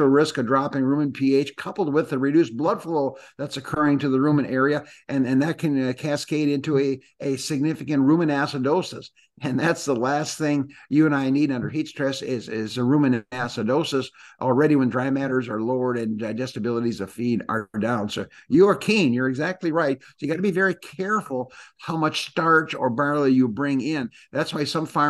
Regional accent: Green Bay, Wisconsin, United States; moved away; also born or lived in Illinois; growing up in Wisconsin

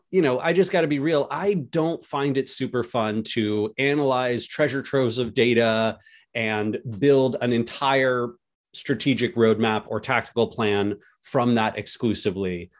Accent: United States; as an American

